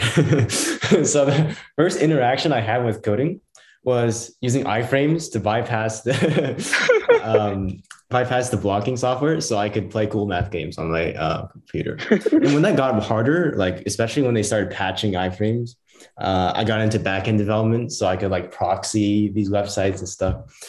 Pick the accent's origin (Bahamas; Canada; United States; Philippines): United States; Southwest Washington; I'm from the Southwest Washington region, so down in Portland